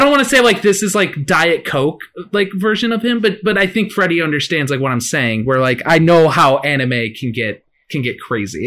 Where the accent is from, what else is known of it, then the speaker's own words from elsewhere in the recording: McHenry, Illinois, United States; my hometown in McHenry